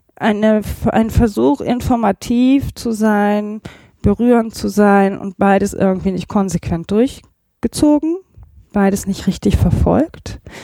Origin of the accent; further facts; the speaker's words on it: Remscheid, North Rhine-Westphalia, Germany; moved away; ich komme ja ursprünglich aus Remscheid